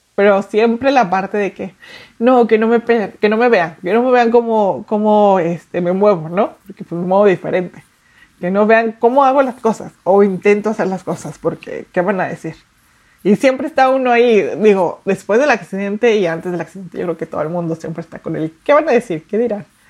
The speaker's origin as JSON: {"language": "Spanish", "region": "Mexico City", "country": "Mexico", "tie": "born or raised there", "moved": "as an adult", "lives_now": "Saltillo, Mexico", "said": "yo nací en la Ciudad de México, eh, tengo 16 años viviendo en Saltillo"}